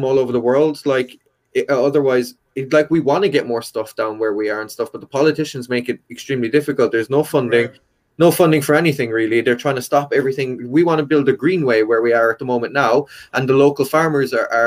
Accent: County Kerry, Munster, Ireland; also born or lived in United Kingdom; now in Cork, Ireland; I'm originally from County Kerry

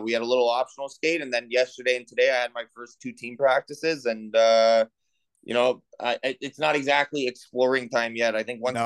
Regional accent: Montreal, Quebec, Canada; I'm from an English neighborhood though in Montreal. So, you know, growing up English in Montreal

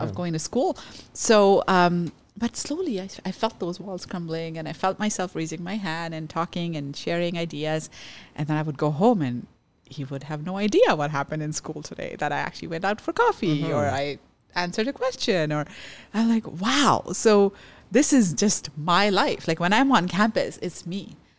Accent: Canada; as a Canadian. And this isn't okay. And I do deserve better.

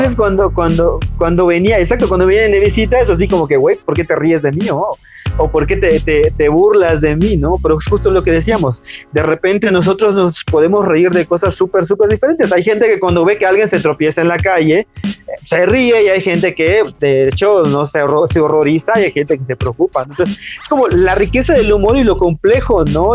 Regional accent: Tunkás, Yucatán, Mexico; Yo vengo de un pueblo de Yucatán que se llama Tuncas, que está como a hora y media de Mérida.

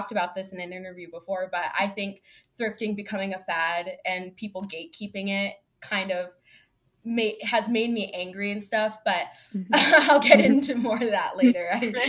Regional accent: Houston, Texas, United States; born there; Yeah, so I was born in Houston, Texas, like Beyonce. a lot of my growing up, I moved quite a lot.

